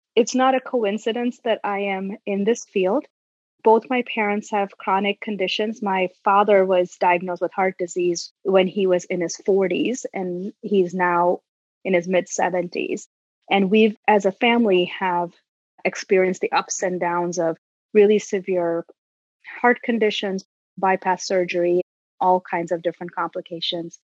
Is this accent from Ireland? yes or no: no; India; moved away as an adult; now in United States; I grew up in India and moved here over two decades ago to pursue my graduate work.